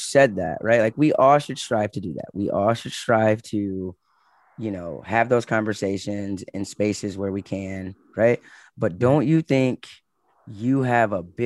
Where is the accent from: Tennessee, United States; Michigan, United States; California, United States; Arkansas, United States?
Michigan, United States; I'm from Michigan